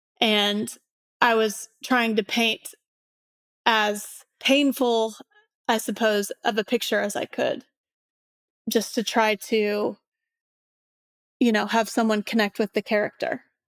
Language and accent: English; Indiana, United States; One reason being that I'm from Southern Indiana, kind of a conservative area. I grew up in the church